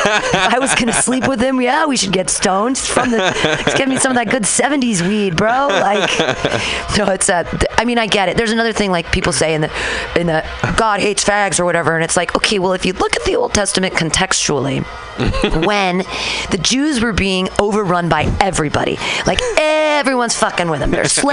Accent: Danville, California, United States; I grew up in Danville

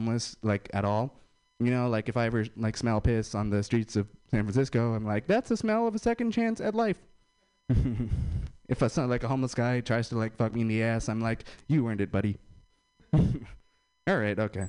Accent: India; I'm Indian

